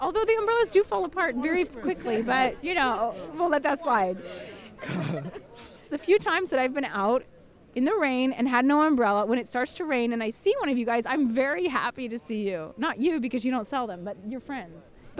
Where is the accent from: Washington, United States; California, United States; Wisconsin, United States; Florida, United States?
Washington, United States; Seattle; We're from Seattle